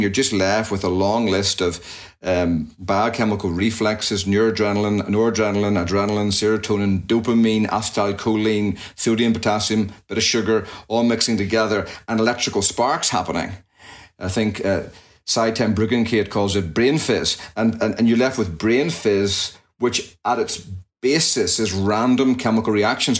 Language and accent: English; just outside Belfast, Northern Ireland, United Kingdom; moved away as an adult; also born or lived in Jackson, Mississippi, United States; now in United States; So I hail from Northern Ireland, and I was born and raised there, just outside Belfast, and came across to the States at the in 1999 to study at Reformed Theological Seminary back in uh, Mississippi, Jackson.